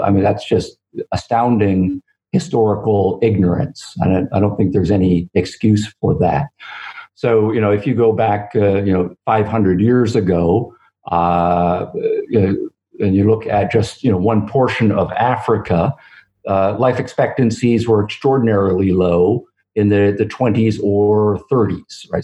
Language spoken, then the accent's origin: English; Canada; moved away as an adult; now in United States; growing up in Canada and living most of my career in the United States